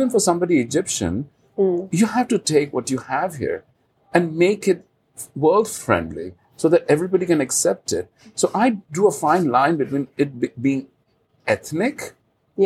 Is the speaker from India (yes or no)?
yes; India; moved away; I grew up in India, and I grew up with reading about the Mughal dynasty